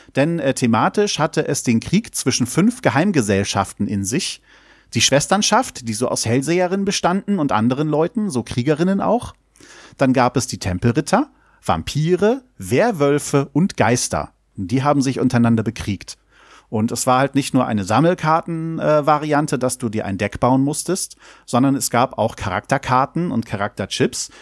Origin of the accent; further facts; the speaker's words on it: Germany; Ecken, die ich natürlich alle kenne, die meine Heimat sind